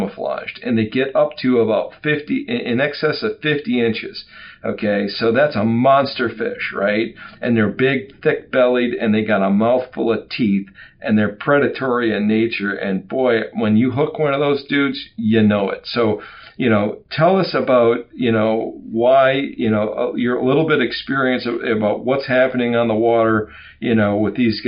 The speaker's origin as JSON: {"language": "English", "region": "Wisconsin", "country": "United States", "tie": "born or raised there", "said": "I'm an old Wisconsin guy. I grew up in Wisconsin"}